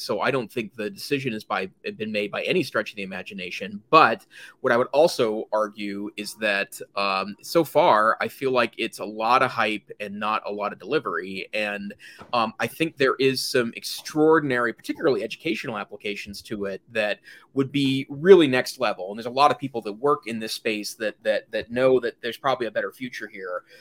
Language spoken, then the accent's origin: English; Great Falls, Montana, United States; now in Western Montana, United States; north central Montana, which is where I grew up